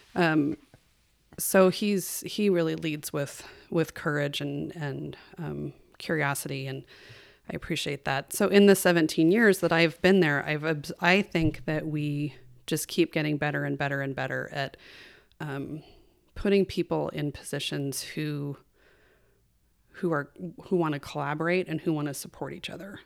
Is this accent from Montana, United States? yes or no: yes; Kalispell, Montana, United States; also born or lived in California; We moved to Kalispell when I was six, and we grew up, I grew up on, um, seventeen acres of, of land west of town.